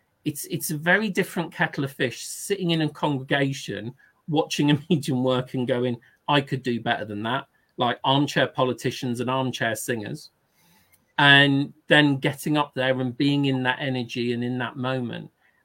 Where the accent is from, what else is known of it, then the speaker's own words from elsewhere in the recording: Northern England, United Kingdom; I knew she was Northern because she had a lovely Northern accent, and I'm from the North, but haven't got the accent.